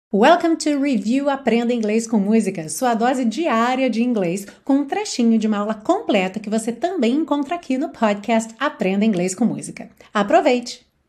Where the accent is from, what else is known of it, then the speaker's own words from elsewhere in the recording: Brazil; nós brasileiros